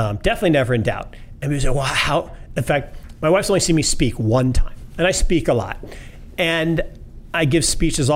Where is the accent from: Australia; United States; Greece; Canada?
United States; Seattle, Washington; I grew up in Seattle